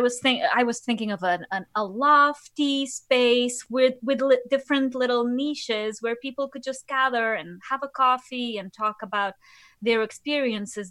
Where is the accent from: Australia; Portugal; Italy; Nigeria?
Portugal; Lisbon; moved away as an adult; now in New York City, United States; I'm originally from Lisbon, from Portugal. So, I came here, yeah, seven years ago.